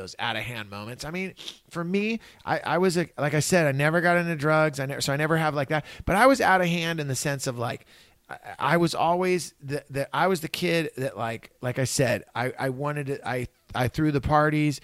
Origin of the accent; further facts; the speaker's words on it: Santa Cruz, California, United States; I grew up in Santa Cruz. I grew up in California